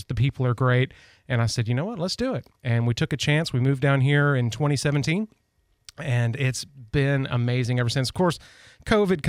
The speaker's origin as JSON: {"language": "English", "area": "just north of Chattanooga", "region": "Tennessee", "country": "United States", "tie": "born or raised there", "also_born_or_lived": "Nashville, Tennessee", "said": "I grew up in Tennessee, just north of Chattanooga"}